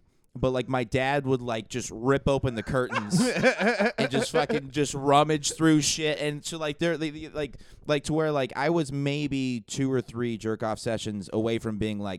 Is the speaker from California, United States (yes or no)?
yes; South Orange County, California, United States; I grew up in South Orange County